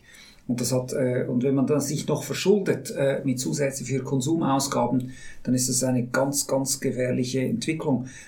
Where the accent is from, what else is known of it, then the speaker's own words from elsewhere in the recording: Switzerland; wir Schweizer und Schweizerinnen